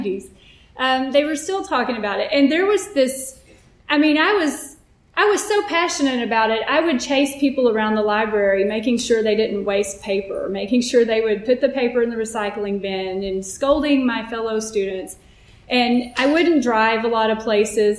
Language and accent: English; Texas, United States; I grew up Southern Baptist in Texas